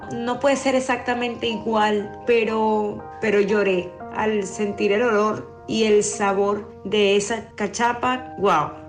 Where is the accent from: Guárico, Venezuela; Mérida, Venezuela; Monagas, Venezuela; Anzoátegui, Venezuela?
Guárico, Venezuela; Zaraza; now in Barcelona, Spain